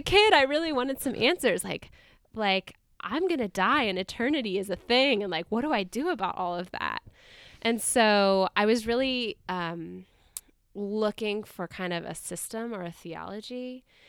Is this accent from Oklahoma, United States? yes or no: yes; Tulsa, Oklahoma, United States; I grew up a Unitarian Universalist in Tulsa, Oklahoma